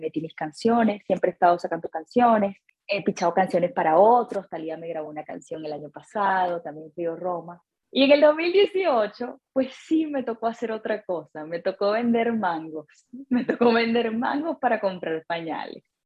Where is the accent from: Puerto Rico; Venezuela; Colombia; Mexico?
Venezuela; moved away as an adult; now in United States; Soy venezolana, empecé mi carrera musical en Caracas